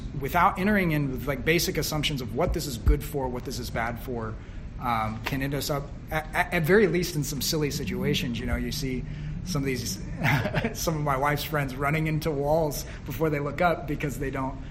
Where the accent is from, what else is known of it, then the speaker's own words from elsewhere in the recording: Southern Illinois, United States; now in New York, United States; I grew up in Southern Illinois, like town of 8,000